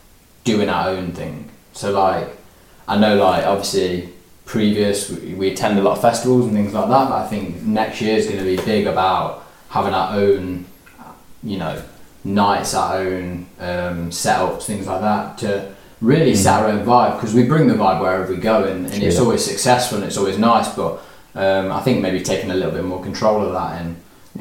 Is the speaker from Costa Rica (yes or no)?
no; Burton, West Midlands, United Kingdom; Born and bred in Burton.